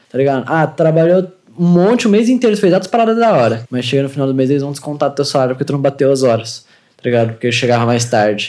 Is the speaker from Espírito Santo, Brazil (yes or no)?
no; Santa Catarina, Brazil; also born or lived in Concórdia, Santa Catarina; Eu nasci aqui